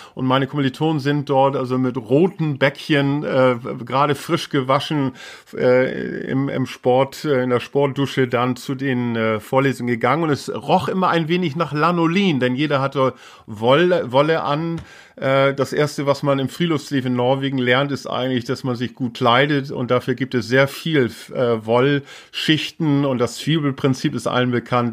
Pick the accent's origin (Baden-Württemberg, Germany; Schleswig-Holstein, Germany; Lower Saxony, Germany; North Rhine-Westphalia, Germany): Schleswig-Holstein, Germany; first language Low German; also born or lived in Stapelholm; Also ich bin in, in Schleswig geboren. Ich äh, bin in Schleswig-Holstein groß geworden.